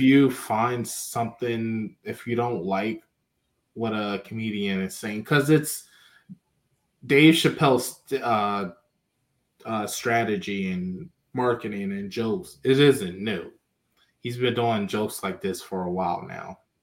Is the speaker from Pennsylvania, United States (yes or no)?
yes; Philadelphia, Pennsylvania, United States; I'm from Philadelphia